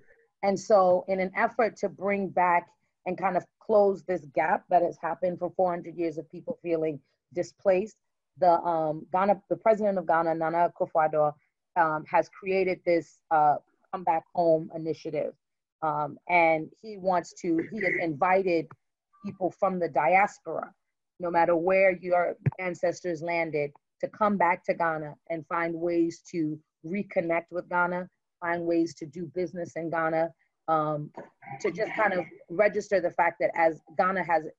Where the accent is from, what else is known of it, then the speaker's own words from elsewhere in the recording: Brooklyn, New York, United States; I'm from Brooklyn, so I'm not a fool.